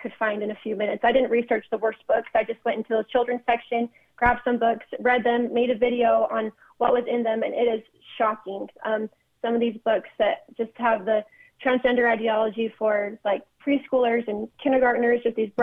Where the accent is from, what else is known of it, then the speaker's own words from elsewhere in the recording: Orem, Utah, United States; my hometown in Orem, Utah.